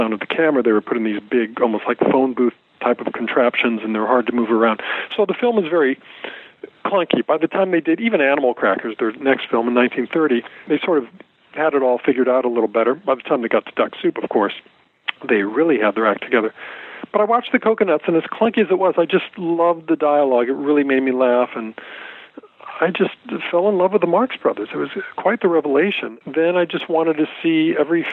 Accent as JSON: {"language": "English", "town": "Fullerton", "region": "California", "country": "United States", "tie": "born or raised there", "said": "I grew up in Southern California. I grew up in Fullerton."}